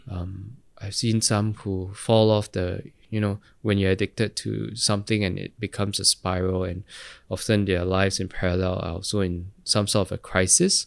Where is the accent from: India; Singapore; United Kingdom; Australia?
Singapore; growing up in Geylang